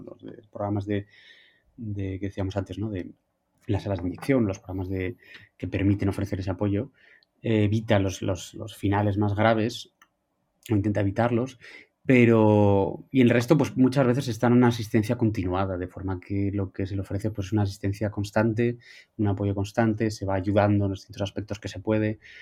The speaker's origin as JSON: {"language": "Spanish", "region": "Asturias", "country": "Spain", "said": "soy asturiano"}